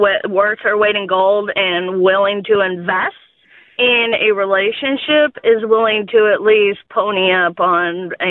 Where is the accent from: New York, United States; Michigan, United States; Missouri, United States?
Missouri, United States; Cape Girardeau; accent: southern; now in Milwaukee, United States; I'm originally from Southeast Missouri.